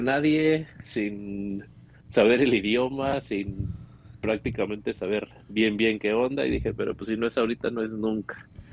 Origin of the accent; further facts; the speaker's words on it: Pachuca, Hidalgo, Mexico; moved away as an adult; now in United States; soy de Pachuca, Pachuca Hidalgo